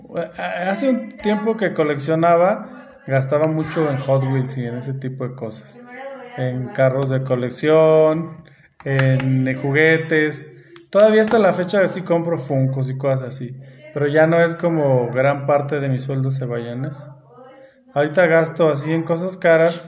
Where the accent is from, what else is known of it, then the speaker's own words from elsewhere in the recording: San Luis Potosí, Mexico; accent: potosino; Yo soy aquí del centro